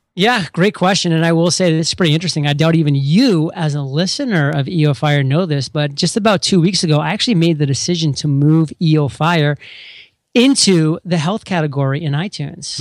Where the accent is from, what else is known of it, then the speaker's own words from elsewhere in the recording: Maine, United States; now in San Diego, United States; I'm from Maine